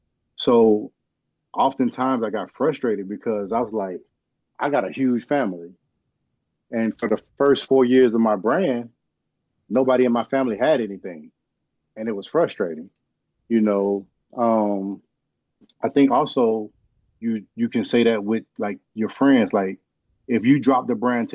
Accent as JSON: {"language": "English", "region": "Georgia", "country": "United States", "moved": "yes", "said": "I haven't seen my family, because I'm from Georgia"}